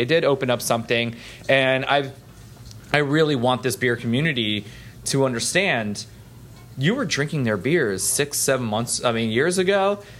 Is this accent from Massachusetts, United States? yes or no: no; Florida, United States; we're from Florida